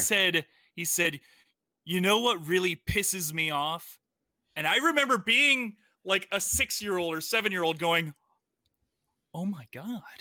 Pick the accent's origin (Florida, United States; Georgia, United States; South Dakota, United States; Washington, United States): Florida, United States; moved away; I'm from Florida